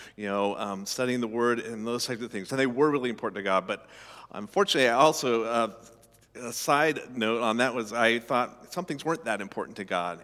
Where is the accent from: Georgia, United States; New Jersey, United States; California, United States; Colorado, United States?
Colorado, United States; I grew up in Colorado, uh, you know, landlocked state